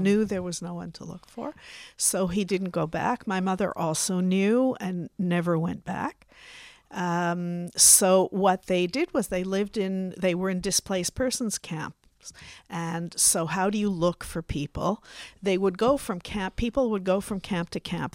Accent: Canada; now in Israel; I was born in Canada.

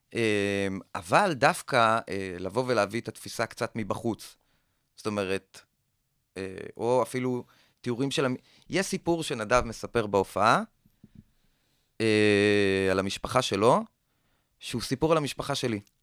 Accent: Kokhav Yair, Central District, Israel; moved away; also born or lived in Tel Aviv; גדלתי בכוכב יאיר, בכוכב יאיר עד מגיל מסוים אין לך כל כך מה לעשות שם. אז עברנו ככה כמה חברים לתל אביב

